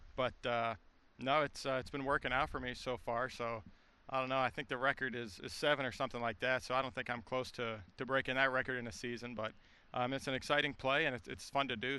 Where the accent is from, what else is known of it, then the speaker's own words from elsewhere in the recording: Lancaster, Pennsylvania, United States; I'm from Lancaster, Pennsylvania, and uh, always grew up watching Chase Utley with the Phillies